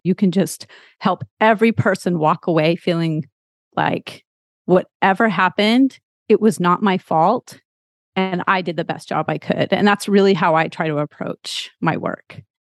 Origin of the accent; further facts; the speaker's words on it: Texas, United States; moved away as an adult; now in Massachusetts, United States; I'm actually originally from Texas, but I've lived all over the place